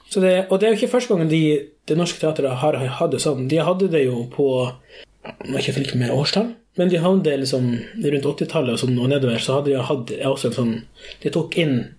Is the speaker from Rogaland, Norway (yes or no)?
no; Skogsfjord, Troms, Norway; also born or lived in São Paulo, Brazil / Kvaløya; Jeg er da adoptert fra Sao Paulo, Brasil, mm. da jeg var fem år. Eh, da kom jeg til Ringvassøya, eh, Skogsfjord, og jeg oppvokste her